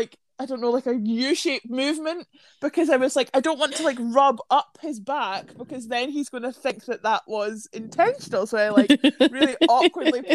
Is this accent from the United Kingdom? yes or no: yes; Scotland, United Kingdom; where are you guys from? And we were like, Scotland.